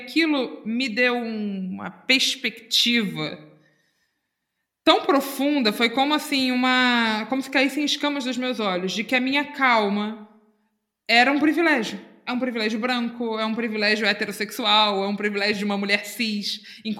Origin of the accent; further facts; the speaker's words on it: Itacuruçá, Rio de Janeiro, Brazil; Pois é, eu sou de Itacuruçá.